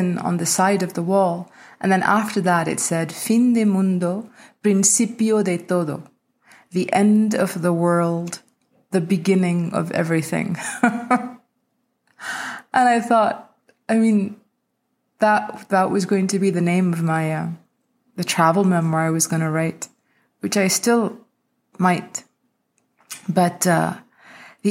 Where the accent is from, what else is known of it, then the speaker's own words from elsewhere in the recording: India; moved away; this custom we had growing up in India